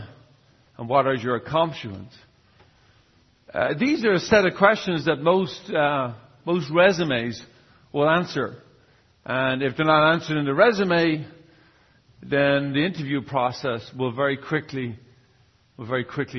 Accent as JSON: {"language": "English", "country": "Ireland", "moved": "yes", "lives_now": "San Jose, United States", "said": "I'm from Ireland originally, but I'm from San Jose."}